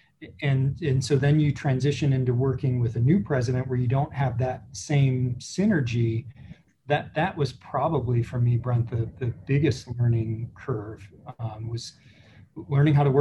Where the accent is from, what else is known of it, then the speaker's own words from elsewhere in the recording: Joliet, Illinois, United States; my hometown in Joliet